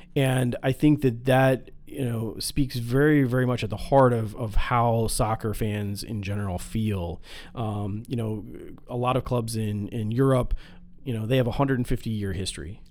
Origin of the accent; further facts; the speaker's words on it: Midwest, United States; we're from the Midwest